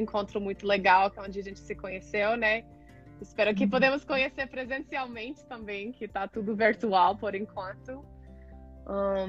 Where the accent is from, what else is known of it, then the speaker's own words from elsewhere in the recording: Colorado, United States; Portuguese is a second language; moved away as an adult; also born or lived in California / Oregon / Ecuador; now in Brazil; Sou dos Estados Unidos, originalmente do Colorado, mas já morei em Califórnia, em Oregon também